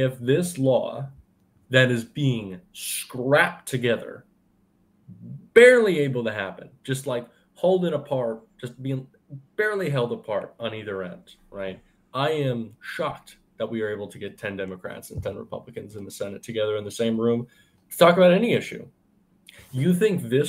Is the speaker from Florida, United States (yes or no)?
yes; Florida, United States; I'm from Florida